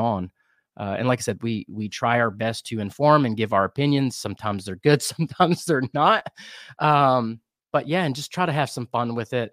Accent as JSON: {"language": "English", "town": "Kannapolis", "region": "North Carolina", "country": "United States", "tie": "born or raised there", "also_born_or_lived": "Albemarle, North Carolina / Wilmington, North Carolina / Boone, North Carolina / Asheville, North Carolina", "lives_now": "Charlotte, United States", "said": "I grew up in the Piedmont here. I was born in Kannapolis."}